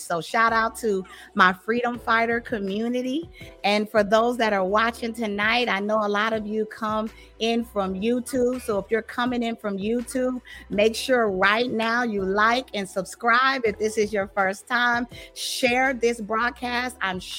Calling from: Dallas, Texas, United States; I'm coming in from Dallas, Texas.

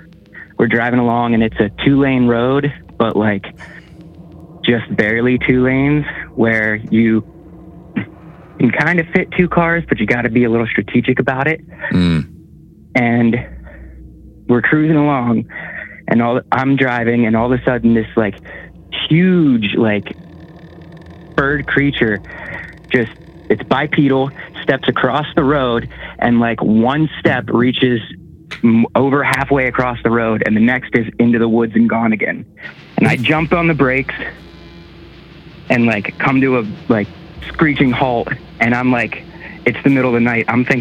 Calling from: Pittsburgh, Pennsylvania, United States; and I'm calling from Pittsburgh, Pennsylvania.

